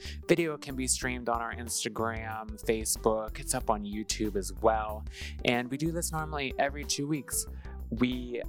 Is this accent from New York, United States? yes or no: no; Greensburg, Pennsylvania, United States; now in Pittsburgh, United States; I grew up in Greensburg, moved to Pittsburgh, went to school in Arizona.